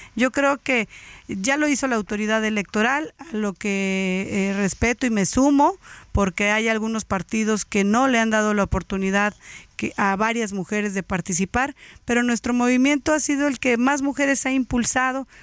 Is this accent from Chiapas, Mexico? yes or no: yes; Chiapas, Mexico; soy una chiapaneca orgullosa